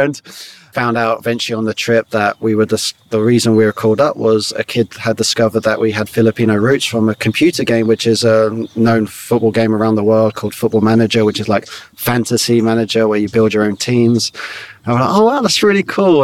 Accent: Staines, South East England, United Kingdom; we grew up in Surrey, Middlesex, uh, Surrey and Middlesex on the border in Staines

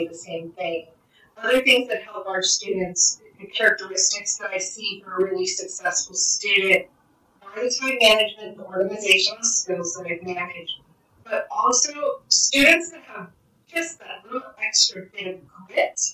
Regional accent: New Mexico, United States; now in Florida, United States; I grew up in New Mexico

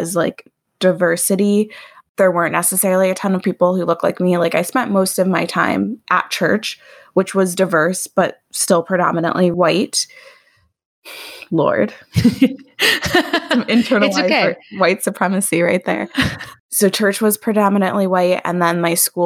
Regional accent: Oak Park, Illinois, United States; I grew up in Oak Park, which is like one suburb west of Chicago, and lived in different parts of Oak Park throughout my childhood

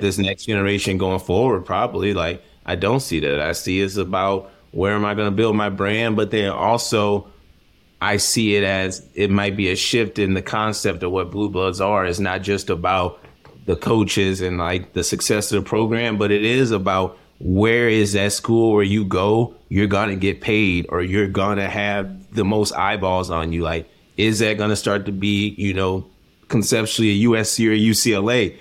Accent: Missouri, United States; growing up in Missouri

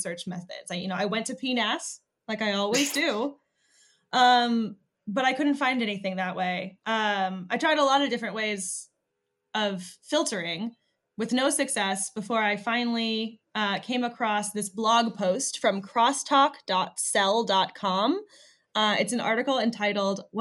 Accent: Michigan, United States; I'm from Michigan

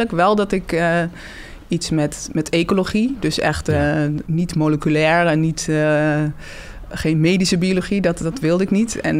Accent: Twente, Overijssel, Netherlands; daar kom ik ook weg.

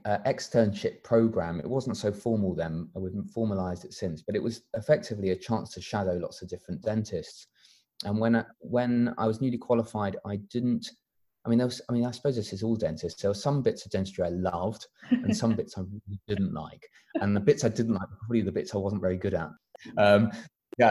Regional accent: London, United Kingdom; also born or lived in Sheffield; I grew up in North London, close to the FMC office

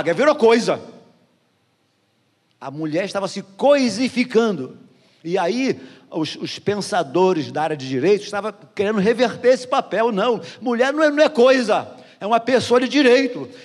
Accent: Jardim Metrópolis, Brazil; Nascido e criado no Jardim Metrópolis.

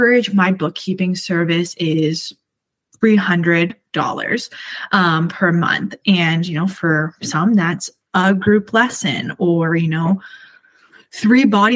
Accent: Canada; I'm Canadian

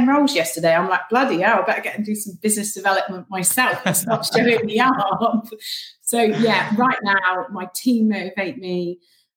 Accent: Cornwall, South West England, United Kingdom; moved away; I am originally from Cornwall

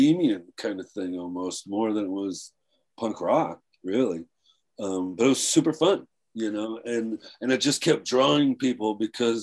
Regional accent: Bradenton, Florida, United States; also born or lived in Flint, Michigan; growing up in Bradenton, well, I mean, I went to high school in Bradenton. I was born in Flint, Michigan

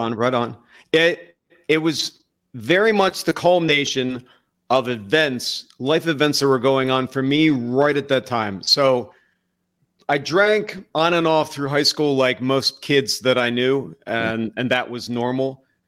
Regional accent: Lansdowne, Pennsylvania, United States; I grew up in a Catholic, uh, household right outside of Philadelphia in a very small, I would almost say insignificant town called Lansdowne, Pennsylvania.

